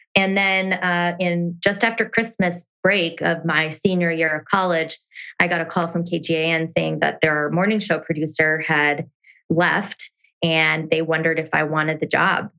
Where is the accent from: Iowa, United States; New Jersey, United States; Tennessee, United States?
Iowa, United States; rural; moved away; born and raised in a really small town of about 250 people in rural Iowa.